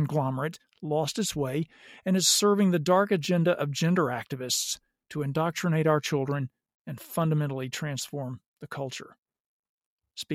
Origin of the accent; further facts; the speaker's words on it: the South, United States; I grew up in the South